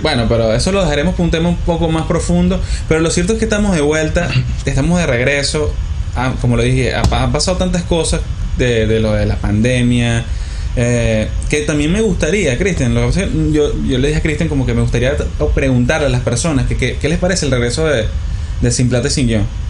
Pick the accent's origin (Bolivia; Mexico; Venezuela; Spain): Venezuela; Maracay, Aragua; venimos de Maracay